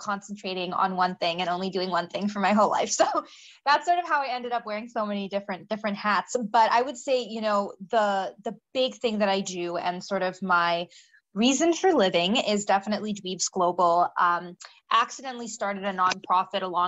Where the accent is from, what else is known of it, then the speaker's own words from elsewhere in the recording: Silicon Valley, California, United States; I grew up in the Silicon Valley